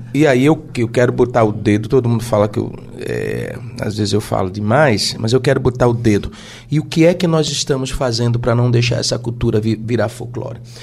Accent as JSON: {"language": "Portuguese", "town": "Igarassu", "region": "Pernambuco", "country": "Brazil", "said": "Gente, eu sou de Garaçu"}